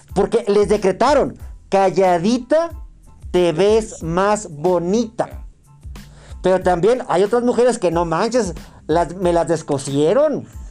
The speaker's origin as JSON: {"language": "Spanish", "town": "Torreón", "region": "Coahuila", "country": "Mexico", "said": "yo soy de Torreón, Aguila"}